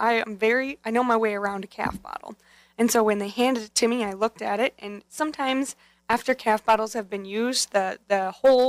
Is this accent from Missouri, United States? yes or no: no; Chippewa Falls, Wisconsin, United States; on the dairy farm where I grew up in Chippewa Falls